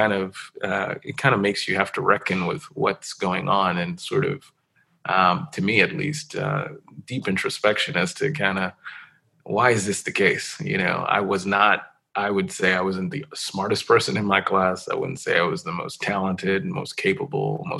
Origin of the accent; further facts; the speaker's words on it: New York City, New York, United States; I grew up in New York City, was born and raised there